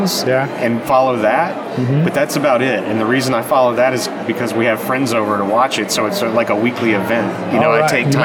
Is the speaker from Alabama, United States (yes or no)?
no; Middle Tennessee, United States; I grew up where I live now in yeah. Middle Tennessee.